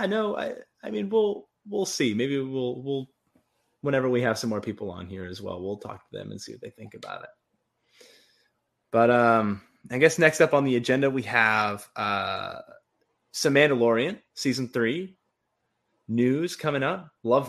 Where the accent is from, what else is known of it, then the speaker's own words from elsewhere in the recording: United States; I'm an American.